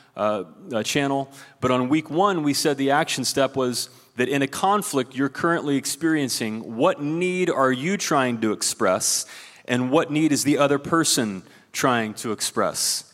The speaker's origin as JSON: {"language": "English", "region": "Ohio", "country": "United States", "tie": "born or raised there", "moved": "yes", "said": "There's a guy from my home state of Ohio"}